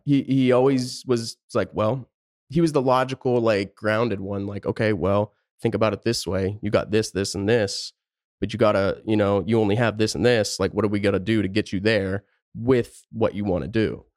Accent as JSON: {"language": "English", "region": "Pennsylvania", "country": "United States", "tie": "born or raised there", "also_born_or_lived": "Tucson, Arizona", "moved": "as an adult", "lives_now": "Phoenix, United States", "said": "I born and raised just the middle of nowhere, top of a mountain, Pennsylvania, tiny town"}